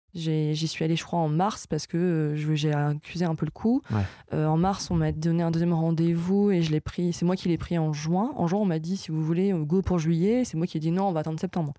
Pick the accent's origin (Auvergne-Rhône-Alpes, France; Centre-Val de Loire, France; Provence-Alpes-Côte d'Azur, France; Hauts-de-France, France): Hauts-de-France, France; Lille; je suis lilloise